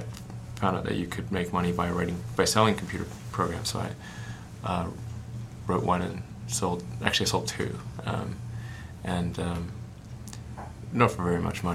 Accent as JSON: {"language": "English", "country": "South Africa", "tie": "born or raised there", "said": "When I was growing up in South Africa"}